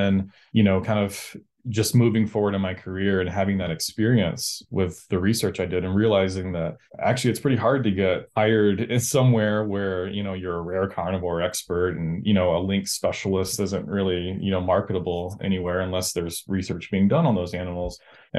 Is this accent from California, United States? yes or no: no; Georgia, United States; I was pretty lucky to grow up where I grew up in Southern Georgia.